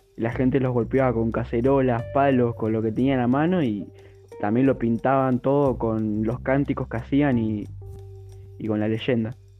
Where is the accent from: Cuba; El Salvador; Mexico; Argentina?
Argentina; como todo argentino